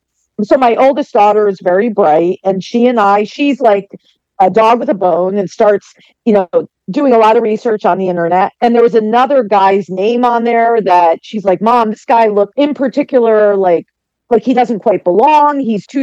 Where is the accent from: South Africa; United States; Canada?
United States; Northeast; I am from the Northeast. I currently live in New England, and I am 56 years old.